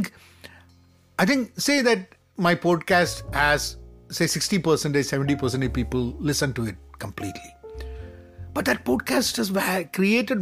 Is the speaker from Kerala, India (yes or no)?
yes; Kerala, India; my home state, my beloved Kerala